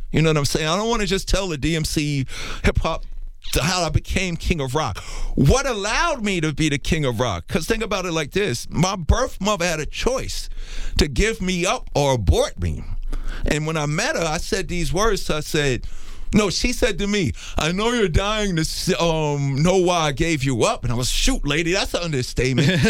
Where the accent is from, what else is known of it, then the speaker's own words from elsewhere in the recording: New York City, New York, United States; also born or lived in Harlem, New York; my story began in Hollis, Queens, New York